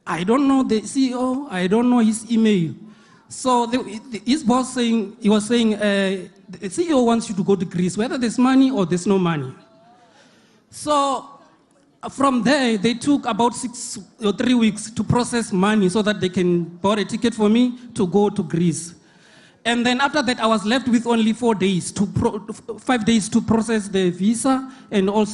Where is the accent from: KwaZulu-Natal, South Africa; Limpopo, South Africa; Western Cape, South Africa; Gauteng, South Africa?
Limpopo, South Africa; from Limpopo